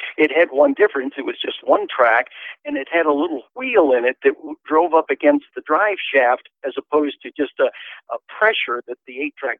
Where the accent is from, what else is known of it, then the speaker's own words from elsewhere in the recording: near Detroit, Michigan, United States; moved away as an adult; now in Clearfield, United States; I grew up in Michigan, not too far out of Detroit, Michigan